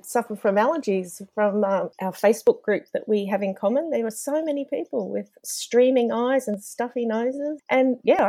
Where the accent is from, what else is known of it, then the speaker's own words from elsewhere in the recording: Brisbane, Queensland, Australia; I'm from Brisbane, Australia.